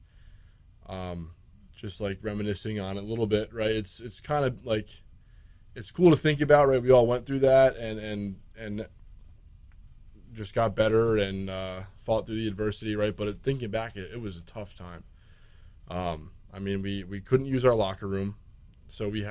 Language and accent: English; New Jersey, United States; moved away as an adult; now in Kingston, United States; I'm from New Jersey